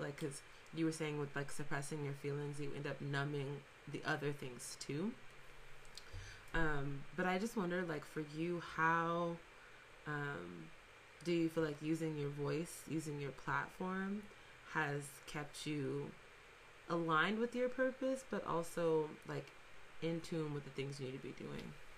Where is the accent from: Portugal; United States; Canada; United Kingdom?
United States; Fresno, California; we're both from Fresno, um, we're both from the Central Valley